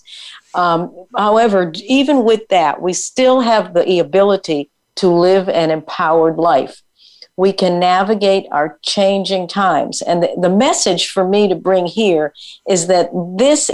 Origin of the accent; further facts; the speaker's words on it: Connecticut, United States; I grew up on the East Coast in Connecticut